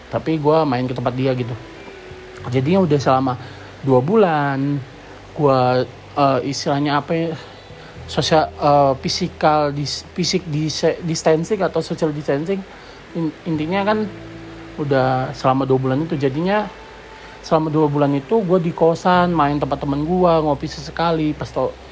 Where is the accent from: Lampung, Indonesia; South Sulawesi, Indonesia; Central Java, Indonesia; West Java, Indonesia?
Lampung, Indonesia; gue ada asli dari Lampung jadinya gue harus pulang ke Lampung